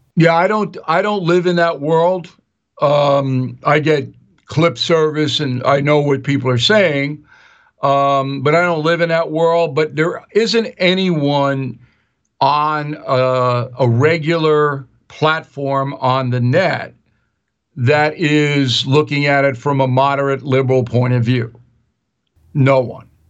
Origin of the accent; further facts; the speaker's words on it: Long Island, New York, United States; I'm an Irish guy from Long Island